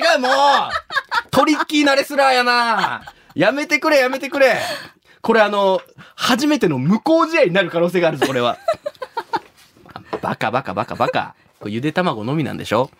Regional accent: Shimabara, Nagasaki, Japan; 出身が長崎の島原ってとこ

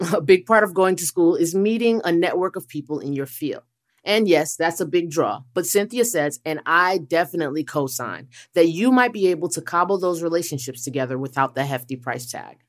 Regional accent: New York City, New York, United States; now in Dallas, United States; I may live in Dallas, but all the hard wiring was done in Queens. I'm a New Yorker at heart

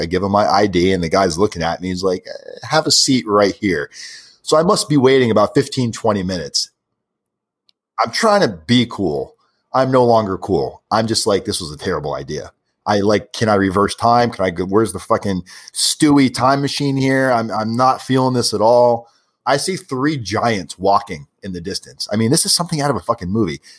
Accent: South Florida, United States; I'm from South Florida

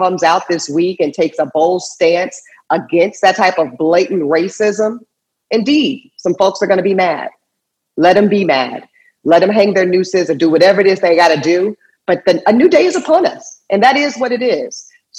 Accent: Charlotte, North Carolina, United States; I'm from Charlotte, North Carolina, home of Charlotte Motor Speedway, one of the great stops in NASCAR.

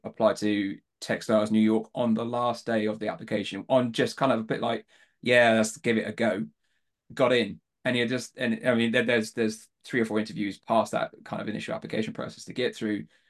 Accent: Devon, South West England, United Kingdom; accent: Southern; moved away; I was born, born down south, grew up in Devon

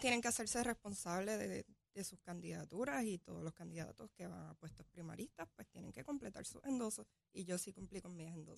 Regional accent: Barceloneta, Puerto Rico; Soy de Barceloneta, soy natural de Barceloneta, capitana de Arecibo

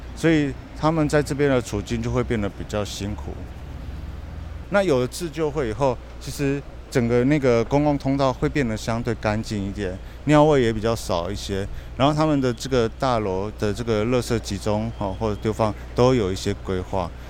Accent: Kaohsiung, Taiwan; 我小时候在盐城区成长过一段时间

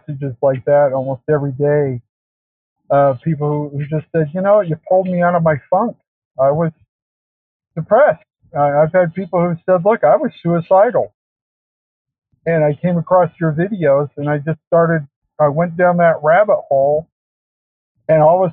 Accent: Utah, United States; I grew up in Utah

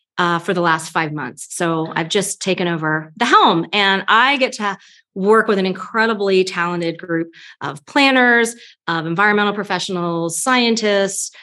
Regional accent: Delaware, United States; moved away as an adult; now in Lake Tahoe, United States; We're originally from Delaware, from the East Coast, and I grew up on a farm.

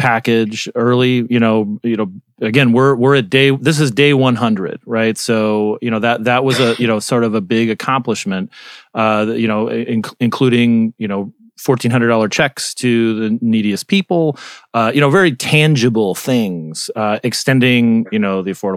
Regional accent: Arizona, United States; now in Washington, United States; my home state, John McCain of Arizona

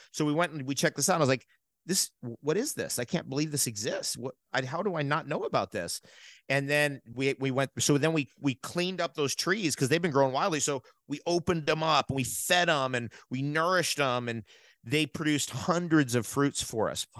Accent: United States; moved away; I'm originally from New York and New, and New, Jersey

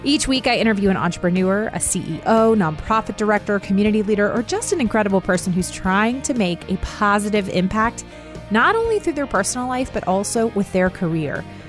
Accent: Herndon, Virginia, United States; moved away as an adult; I grew up in Herndon

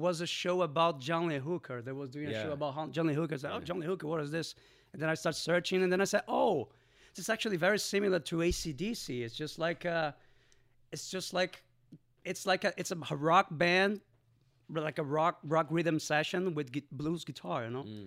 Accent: Fortaleza, Ceará, Brazil; English is a second language; moved away as an adult; now in Los Angeles, United States; I come from Fortaleza, which is a city northeast of Brazil.

